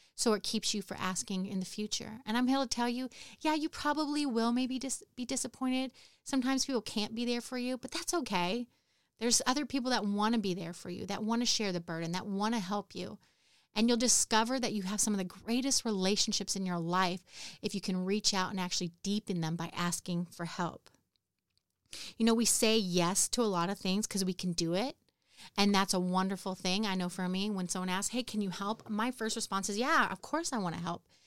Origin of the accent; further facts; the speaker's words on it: California, United States; moved away as an adult; now in Houston, United States; I grew up in California.